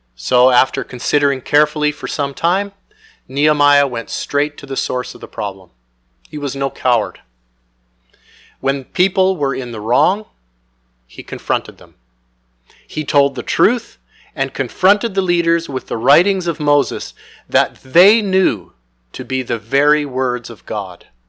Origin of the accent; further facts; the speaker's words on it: Canada; Most of us have been born and raised in Canada